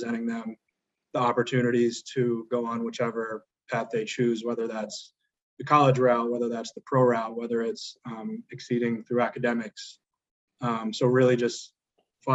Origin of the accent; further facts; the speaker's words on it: Davidson, North Carolina, United States; growing up around Davidson basketball